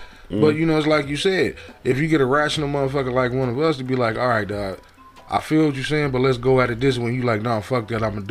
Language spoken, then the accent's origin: English; United States; As an American